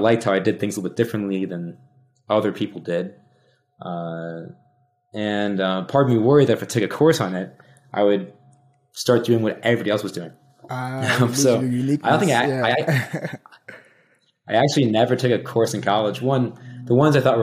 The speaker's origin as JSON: {"language": "English", "town": "Rockford", "region": "Illinois", "country": "United States", "tie": "born or raised there", "said": "my hometown's Rockford, Illinois"}